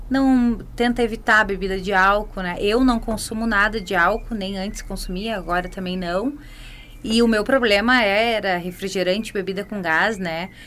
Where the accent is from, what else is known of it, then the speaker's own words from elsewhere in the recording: Teutônia, Rio Grande do Sul, Brazil; now in Marau, Brazil; É, é eu vim de Teutônia.